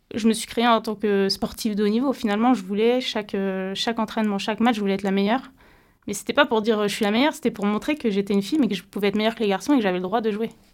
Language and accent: French; Brittany, France; j'étais championne de Bretagne à, l'âge de 12 ans en judo